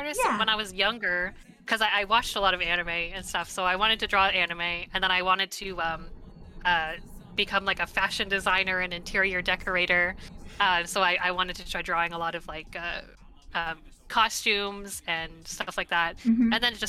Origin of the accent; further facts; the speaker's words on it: Mississauga, Ontario, Canada; I was, I was born here. My parents were not, but I was born in Mississauga, Ontario.